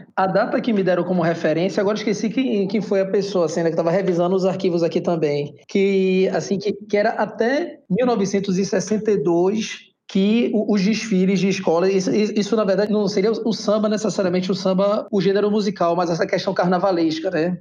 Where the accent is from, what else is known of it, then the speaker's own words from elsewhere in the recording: Salvador, Bahia, Brazil; moved away as an adult; also born or lived in Florianópolis; eu fui morar em Florianópolis em 2009 e sou de Salvador